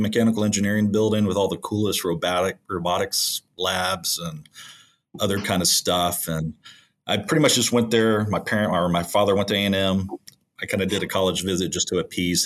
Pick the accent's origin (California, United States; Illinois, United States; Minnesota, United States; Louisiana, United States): Louisiana, United States; moved away as an adult; also born or lived in Texas; I grew up in Louisiana